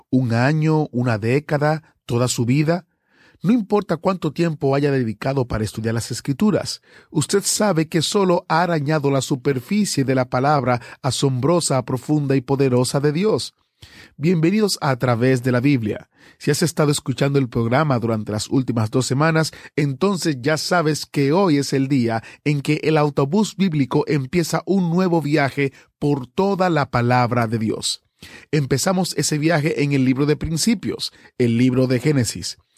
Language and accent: Spanish; Cuba; now in Argentina; yo vivo en esos momentos en Argentina, soy cubano. Conocí de la existencia de ustedes en Cuba